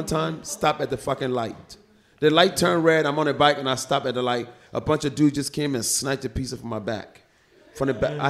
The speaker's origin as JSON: {"language": "English", "town": "Philadelphia", "region": "Pennsylvania", "country": "United States", "tie": "born or raised there", "said": "Growing up in Philly, motherfucker punched the shit out of me, he hit me hard, and I turned around."}